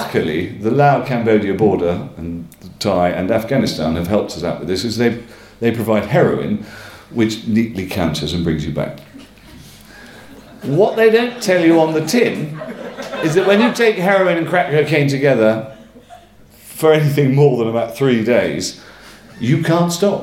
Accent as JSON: {"language": "English", "area": "Northumberland", "region": "North East England", "country": "United Kingdom", "also_born_or_lived": "Clapham, London", "moved": "yes", "said": "I come from Northumberland"}